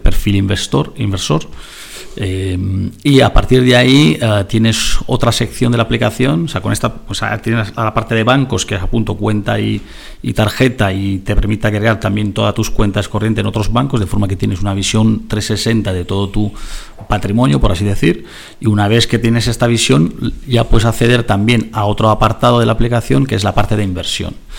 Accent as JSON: {"language": "Spanish", "country": "Italy", "tie": "born or raised there", "second_language": "Spanish", "moved": "yes", "lives_now": "Spain", "said": "el país de, la, de donde nací, en Italia"}